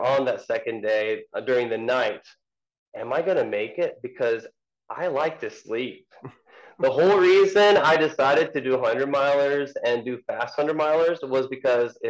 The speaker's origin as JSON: {"language": "English", "country": "Japan", "tie": "born or raised there", "moved": "as an adult", "lives_now": "United States", "said": "I was born and raised in Japan, 17 years there, and I came to college in America"}